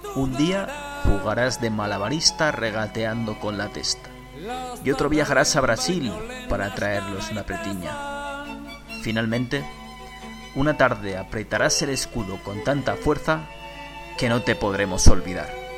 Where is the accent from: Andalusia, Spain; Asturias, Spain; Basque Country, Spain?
Basque Country, Spain; San Sebastián; now in Barcelona, Spain; estoy, eh, transmitiendo desde Barcelona, eh, aunque soy de Donosti